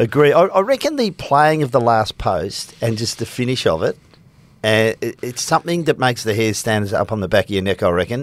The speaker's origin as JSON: {"language": "English", "town": "Melbourne", "region": "Victoria", "country": "Australia", "tie": "born or raised there", "moved": "yes", "lives_now": "Perth, Australia", "said": "I grew up in Melbourne"}